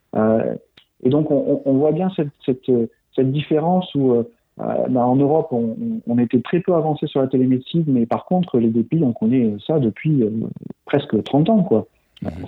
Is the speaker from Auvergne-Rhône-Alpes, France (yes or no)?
no; Toulouse, Occitania, France; moved away as an adult; j'ai été formé à la médecine à Toulouse, d'où je suis originaire